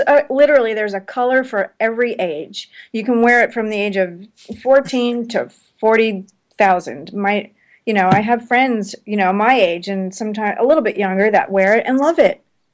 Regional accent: Miami Beach, Florida, United States; also born or lived in New York; now in Studio City, United States; I lived in New York. I'm from Miami Beach, but I lived in New York.

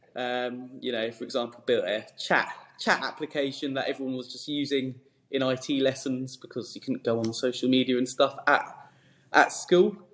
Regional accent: Esher, South East England, United Kingdom; I grew up in Surrey, um, near sort of Hampton Court, uh, Esher, that sort of neck of the woods

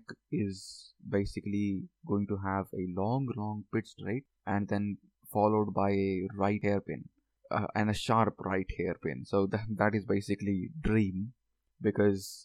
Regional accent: North India, India; as an Indian

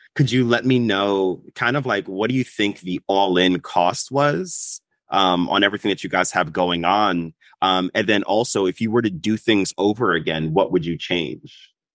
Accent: New York, United States; as a New Yorker

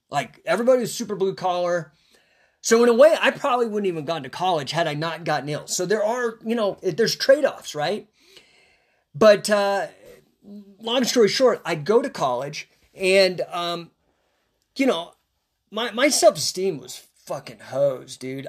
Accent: Rocky Flats, between Boulder and Denver, Colorado, United States; we lived, uh, within a ten mile radius of a place known as Rocky Flats. It's between Boulder and Denver

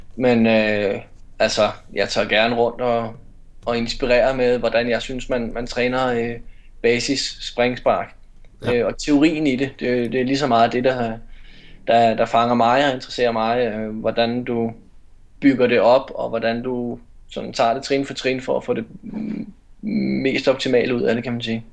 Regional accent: North Zealand, Capital Region of Denmark, Denmark; also born or lived in Herlev / Aarhus / Esbjerg; now in Copenhagen, Denmark; jeg er fra Nordsjælland, så flyttede jeg tilbage til København

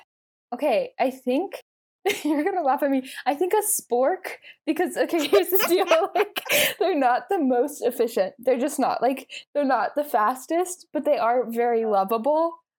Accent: Texas, United States; moved away as an adult; now in California, United States; I'm from Texas

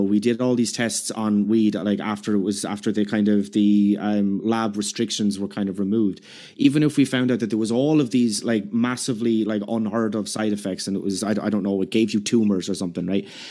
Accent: Ireland; I'm Irish

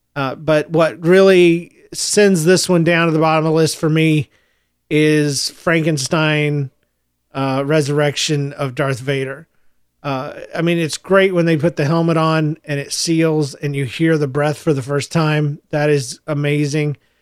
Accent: Jacksonville, Florida, United States; also born or lived in Gainesville, Florida / Yulee, Florida / St. Marys, Georgia; I was born in Gainesville, Florida. I grew up, uh, in Jacksonville, Florida, through elementary school

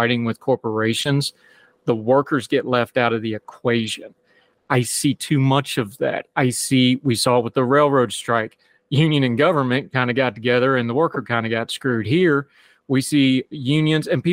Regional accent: West Virginia, United States; I'm from West Virginia

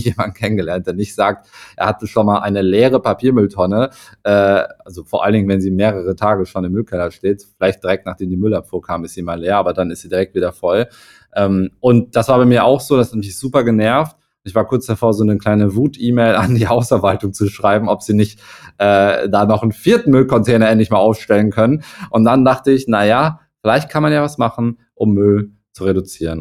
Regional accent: Hamburg, Germany; komme ich aus Hamburg

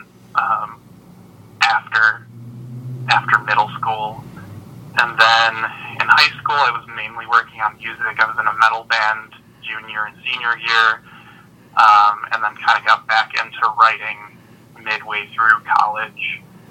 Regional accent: Kentwood, Michigan, United States; also born or lived in Grand Rapids, Michigan; I was born in Kentwood, went to East Kentwood High School, went to Grand Valley University, and now live outside of downtown.

